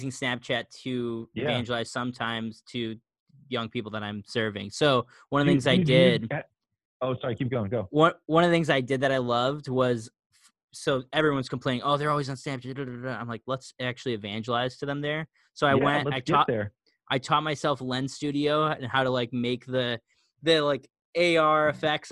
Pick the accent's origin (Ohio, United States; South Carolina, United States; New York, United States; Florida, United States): New York, United States; Syracuse; moved away as an adult; now in Vancouver, United States; I'm originally from Syracuse, New York, now in Vancouver, Washington, West Coast – East Coast to West Coast